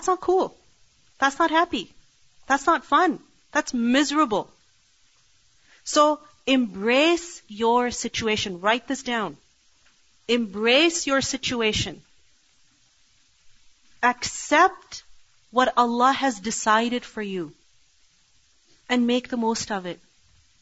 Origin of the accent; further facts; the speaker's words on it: Pakistan; now in Canada; I was raised in Pakistan